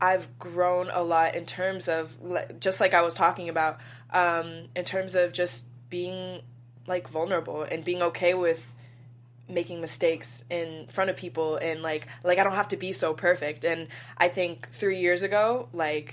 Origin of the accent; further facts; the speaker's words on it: the Bay Area, California, United States; we're both from the Bay